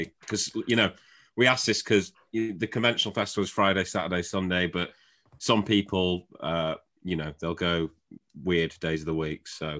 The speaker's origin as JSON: {"language": "English", "town": "Shrewsbury", "region": "West Midlands", "country": "United Kingdom", "said": "I'm originally from Shrewsbury"}